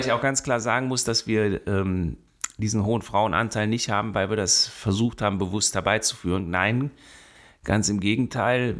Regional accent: Bonn, North Rhine-Westphalia, Germany; also born or lived in Bielefeld / Cologne / Siegburg; ich bin in Bonn groß geworden. Ich bin auf dem Venusberg geboren worden, in Röttgen dann gewohnt.

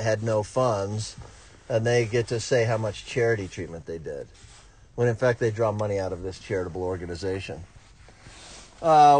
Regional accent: Florida, United States; I'm from Florida

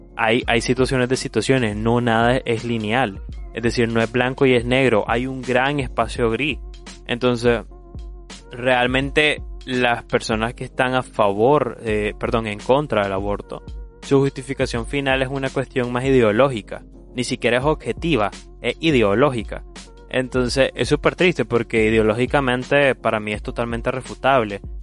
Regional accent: Nicaragua; Como nicaragüense

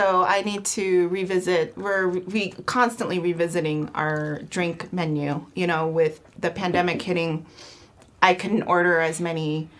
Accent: Guatemala; Well, I'm from Guatemala.

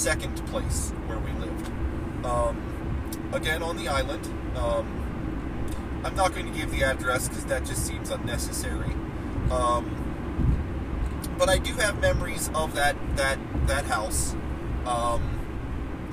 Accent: Ohio, United States; also born or lived in Wheeling, West Virginia / Florida; I've spent most of my life, in the state of Ohio. I consider myself to be, an Ohio boy. Like I said, grew up, spent most of my years growing up in Ohio

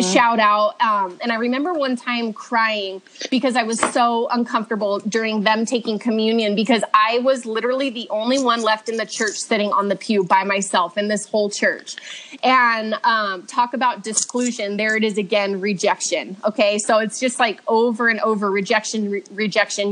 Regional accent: Redlands, California, United States; also born or lived in Orange County, California; now in Truckee, United States; I was raised in Redlands, California, in SoCal until I was 19

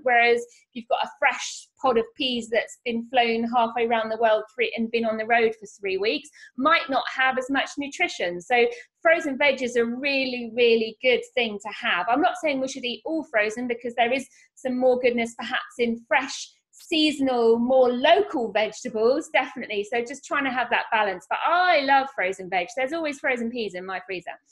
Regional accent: Norfolk, East of England, United Kingdom; moved away; I grew up here in Norfolk. I've lived all over the world, but have come back here to bring up my babies.

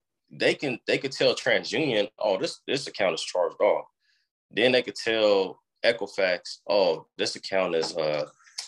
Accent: Oakland, California, United States; I was born in Oakland

